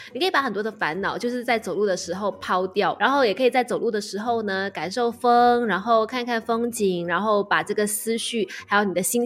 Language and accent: Chinese; Malaysia; 我们马来西亚人